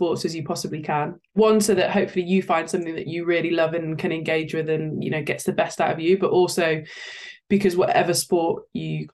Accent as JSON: {"language": "English", "area": "Leicestershire", "region": "East Midlands", "country": "United Kingdom", "tie": "born or raised there", "said": "I grew up in Leicestershire"}